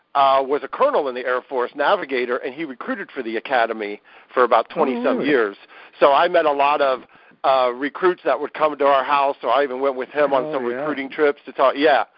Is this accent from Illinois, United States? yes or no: no; Columbus, Ohio, United States; I grew up in Columbus, Ohio.